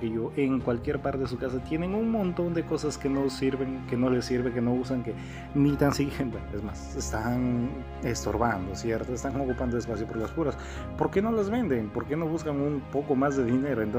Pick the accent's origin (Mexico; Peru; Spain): Peru; conocer Machu Picchu porque yo soy de Perú.